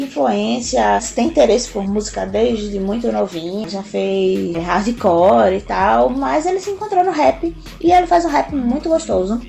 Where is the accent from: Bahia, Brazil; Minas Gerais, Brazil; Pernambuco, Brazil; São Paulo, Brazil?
Pernambuco, Brazil; Carpina; moved away; eu sou uma pessoa que vim do interior de Pernambuco, mais especificamente da Zona da Mata, Zona da Mata Norte, de uma cidade chamada Carpina